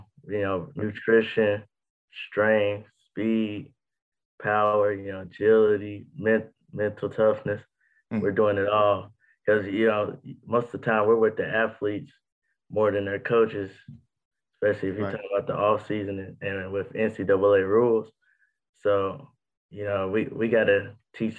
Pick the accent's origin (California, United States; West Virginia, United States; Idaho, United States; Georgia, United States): West Virginia, United States; also born or lived in Brownwood, Texas; now in Tennessee, United States; I'm from West Virginia